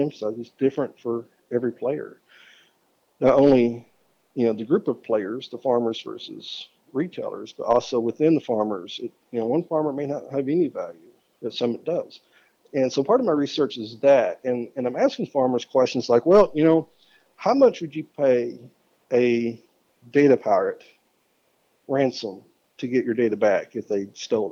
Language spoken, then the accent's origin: English; Arkansas, United States; my home state of Arkansas